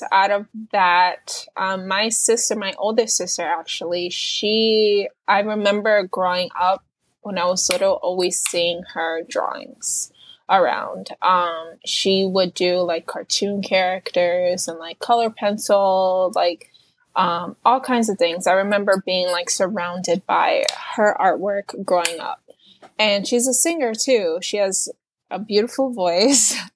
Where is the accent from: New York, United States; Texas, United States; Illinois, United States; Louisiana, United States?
New York, United States; New York City; And it's just like like I'm from New York City and and you can see the the street art in all kinds of places you can't even imagine.